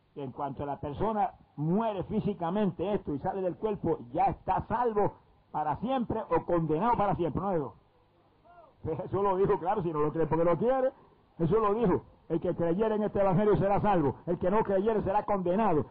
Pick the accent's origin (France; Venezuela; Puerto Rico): Puerto Rico; en mi país